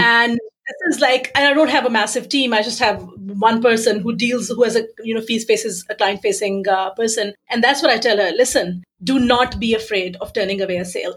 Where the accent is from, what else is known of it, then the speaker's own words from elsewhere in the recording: Pakistan; I was born in Pakistan